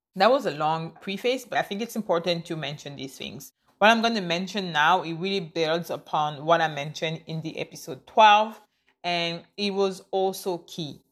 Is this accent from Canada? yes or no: yes; Canada; I am Canadian. I live in Canada. I am a Canadian citizen